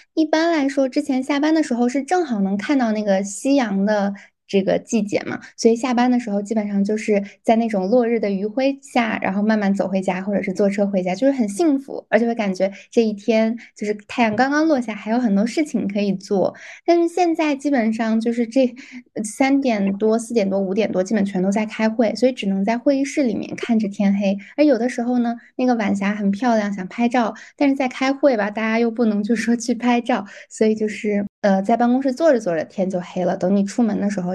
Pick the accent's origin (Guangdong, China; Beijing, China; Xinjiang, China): Beijing, China; 我一直从小到大是在北京长大的